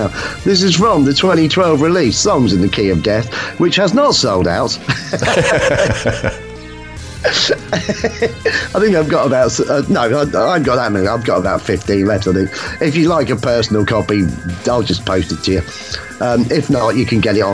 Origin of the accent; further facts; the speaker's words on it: Hitchin, East of England, United Kingdom; now in Nottingham, United Kingdom; I was sort of brought up in Hitchin, but I'm from Nottingham and I moved back to Nottingham. I now live in New Basford